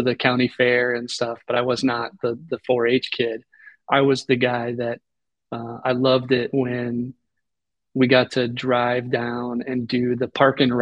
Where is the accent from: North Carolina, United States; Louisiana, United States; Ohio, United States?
Ohio, United States; outside Cleveland; I grew up probably a little bit more than 30 minutes outside of Cleveland